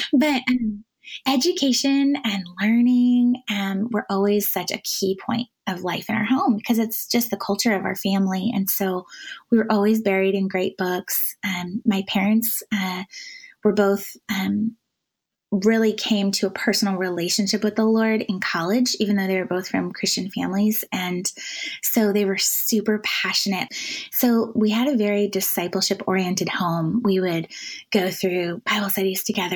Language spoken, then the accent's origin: English; Washington, United States; moved away; also born or lived in Manhattan; I grew up in Washington State, the dry side of the state